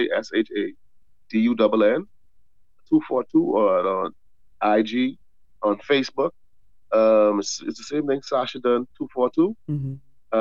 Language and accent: English; Bahamas; I grew up in the Bahamas. I never spent any long-term time in America